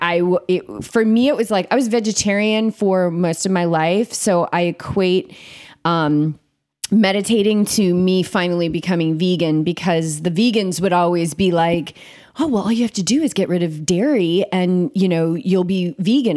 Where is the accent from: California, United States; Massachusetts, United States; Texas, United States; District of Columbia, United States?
Massachusetts, United States; Cape Cod; moved away as an adult; also born or lived in Boulder, Colorado; I grew up in Cape Cod